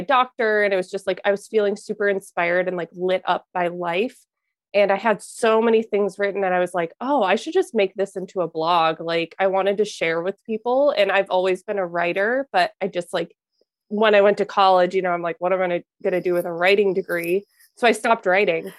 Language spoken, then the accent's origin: English; Minnesota, United States; also born or lived in Wisconsin; I grew up in Minnesota